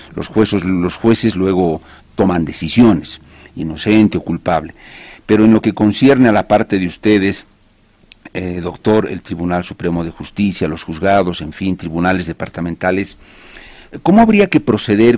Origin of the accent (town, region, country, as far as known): Bolivia